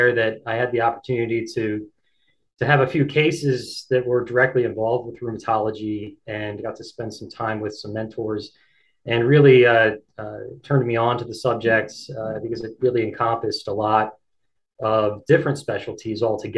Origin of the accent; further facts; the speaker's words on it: Downingtown, Pennsylvania, United States; moved away as an adult; also born or lived in Philadelphia, Pennsylvania / Rhode Island; now in Bennington, United States; I'm originally from Eastern Pennsylvania, just outside of Philadelphia, in a town called Downingtown, and I grew up there